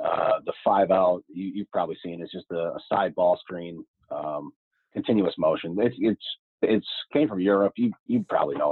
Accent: Scranton, Pennsylvania, United States; I am from Scranton, Pennsylvania, so northeast part of Pennsylvania

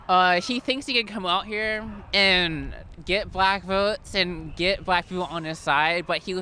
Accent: Marietta, Georgia, United States; I'm from Marietta, Georgia, East Cobb. I'm 20. I go to Georgia State.

